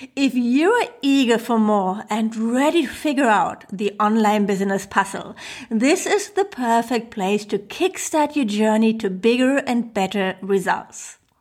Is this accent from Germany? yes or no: yes; Germany; I'm from Germany